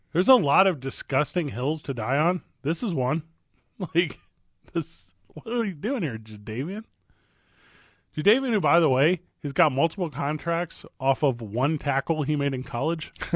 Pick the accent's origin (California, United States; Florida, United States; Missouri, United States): Missouri, United States; St. Louis; now in New Mexico, United States; Saint Louis, my hometown